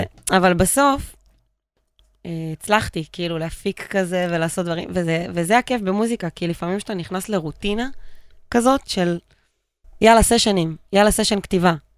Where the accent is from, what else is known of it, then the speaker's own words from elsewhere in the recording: Pardes Hanna-Karkur, Haifa District, Israel; גדלתי בפרדס חנה